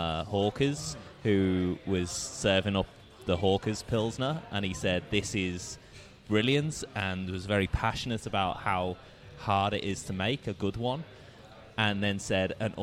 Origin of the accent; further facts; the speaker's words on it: Liverpool, North West England, United Kingdom; my hometown, Liverpool